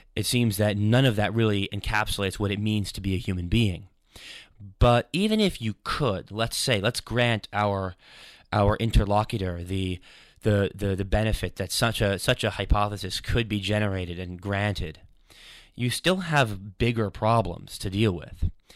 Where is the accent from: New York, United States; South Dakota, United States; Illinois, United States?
New York, United States; now in London, United Kingdom; I ran this show for a few years on a radio station, W C W P, in my hometown in New York.